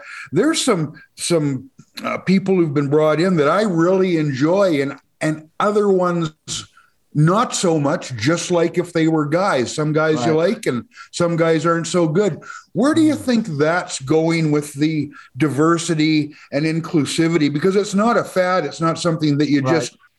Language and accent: English; Vancouver, British Columbia, Canada; I remember growing up in Vancouver